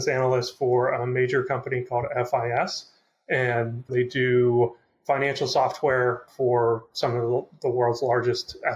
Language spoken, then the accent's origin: English; Pittsburgh, Pennsylvania, United States; I'm from Pittsburgh and they gave me the opportunity to get back here and be closer to family